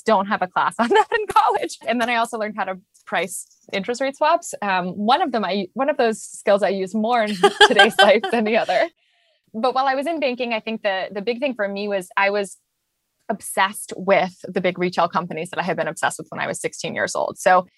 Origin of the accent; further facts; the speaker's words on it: London, United Kingdom; also born or lived in Japan; So I was born in London. I lived in Japan for a little bit, and then I went back to London. I spent most of my childhood in London.